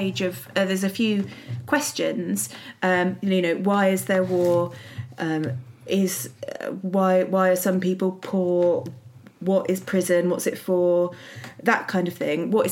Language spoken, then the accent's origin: English; Windsor, South East England, United Kingdom; moved away; I was brought up in Windsor, which is privileged to the, you know, extreme.